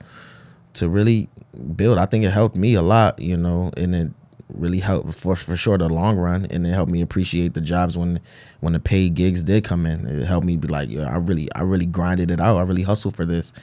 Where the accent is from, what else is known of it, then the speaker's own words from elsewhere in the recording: Hartford, Connecticut, United States; born and raised in Bowes Park, Hartford, Connecticut